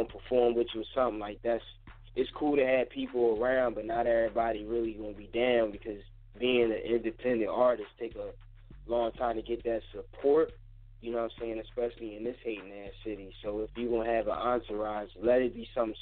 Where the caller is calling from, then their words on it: Philadelphia, Pennsylvania, United States; I'm calling from Philly or whatever. I moved out of South Philly, so now I'm up Upper Darby